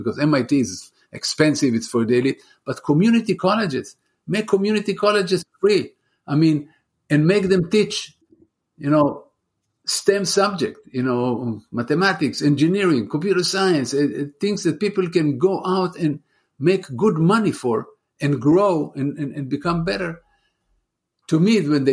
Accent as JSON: {"language": "English", "country": "Israel", "moved": "as an adult", "lives_now": "United States", "said": "I'm from Israel. I'm originally from Israel."}